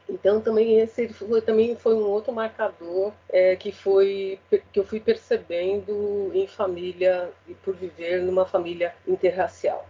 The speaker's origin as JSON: {"language": "Portuguese", "region": "São Paulo", "country": "Brazil", "tie": "born or raised there", "said": "eu sou paulistana, sempre morei na Zona Leste"}